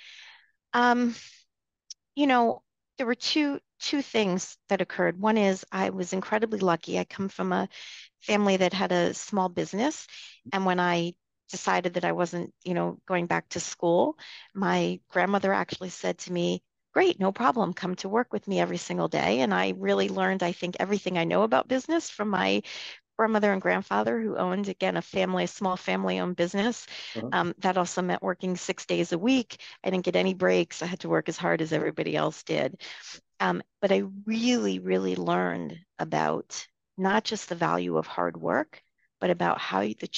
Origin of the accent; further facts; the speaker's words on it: outside of New Haven, Connecticut, United States; I grew up outside of New Haven, Connecticut, in a small, you know, suburb.